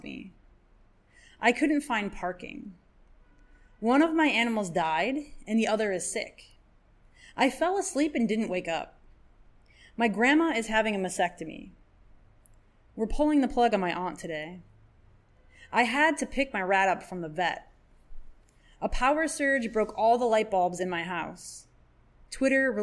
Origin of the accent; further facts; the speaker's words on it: Michigan, United States; moved away as an adult; now in New York, United States; I'm from Michigan